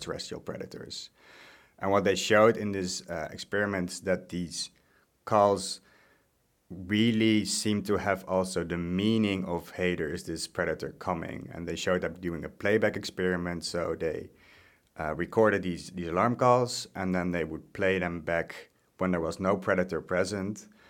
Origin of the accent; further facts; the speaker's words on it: Netherlands; moved away as an adult; also born or lived in Groningen; now in Osnabrück, Germany; I'm from the Netherlands. I'm not originally German.